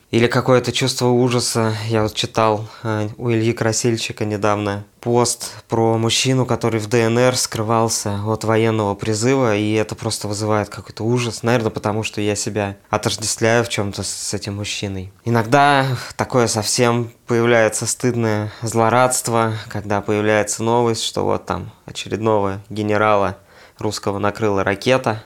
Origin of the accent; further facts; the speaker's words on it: Siberia, Russia; moved away as an adult; now in Tbilisi, Georgia; мы говорили, что мы из Сибири